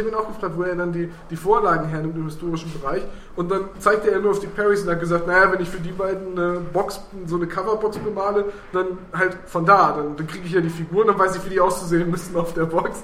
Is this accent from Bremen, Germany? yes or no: yes; Bremen, Germany; ich komme aus Bremen